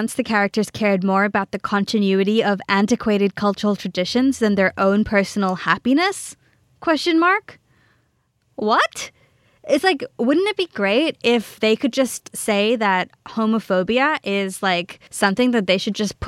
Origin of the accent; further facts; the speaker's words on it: Australia; I grew up in Australia. I'm Australian born and bred